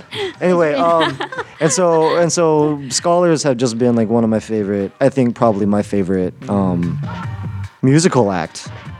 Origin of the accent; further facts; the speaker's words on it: Pacific Northwest, United States; And then I'm originally from the Pacific Northwest, or originally from the Pacific Northwest, among a few other places.